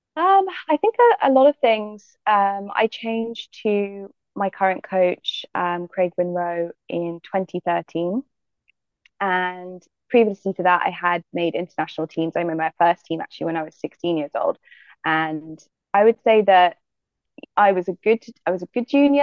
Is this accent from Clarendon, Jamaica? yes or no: no; Manchester Parish, Jamaica; moved away; also born or lived in United States; I was, yeah, raised in Jamaica, in um, the hills, in Manchester which is where my family are from